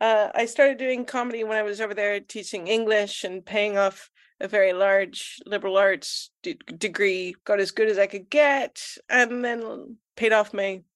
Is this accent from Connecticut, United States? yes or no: no; Kansas City, Missouri, United States; I am. I always tell people I'm from Kansas because it always freaks people out to realize that Kansas City is also in Missouri.